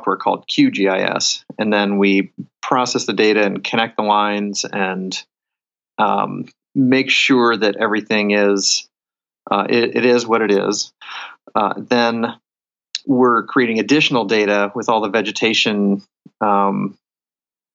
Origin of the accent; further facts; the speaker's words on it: Kansas, United States; moved away as an adult; also born or lived in South Korea; now in Oregon, United States; I grew up in Kansas